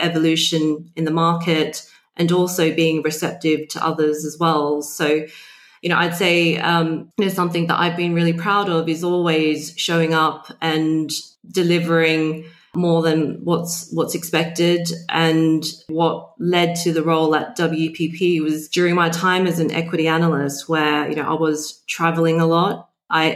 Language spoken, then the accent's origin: English; Sydney, New South Wales, Australia; moved away as an adult; now in London, United Kingdom; I was born and bred in Sydney